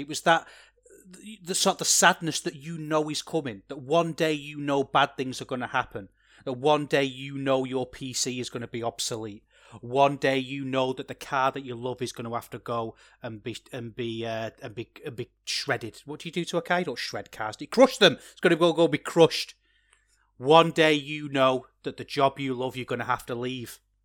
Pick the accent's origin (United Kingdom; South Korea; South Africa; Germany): United Kingdom; England; As an Englishman myself